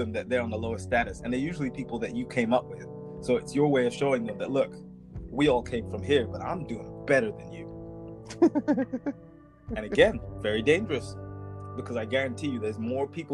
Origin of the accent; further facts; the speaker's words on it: near Oakland, California, United States; now in London, United Kingdom; I grew up in California, 10 minutes down the road from Oakland, California.